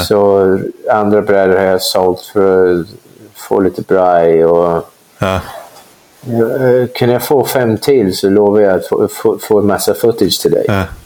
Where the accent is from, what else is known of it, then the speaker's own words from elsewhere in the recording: London, United Kingdom; Swedish is a second language; also born or lived in Kumla, Sweden; now in Sweden; det är den delen av London jag kommer ifrån